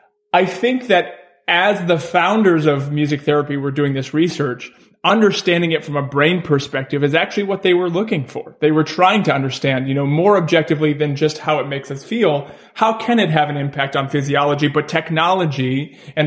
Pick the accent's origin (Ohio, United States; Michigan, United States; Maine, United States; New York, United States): Maine, United States; moved away; I'm from Maine originally, from a very small town in Maine